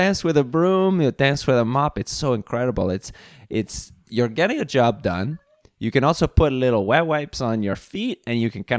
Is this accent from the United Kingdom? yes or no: no; Reykjavik, Capital Region, Iceland; And I am from Iceland.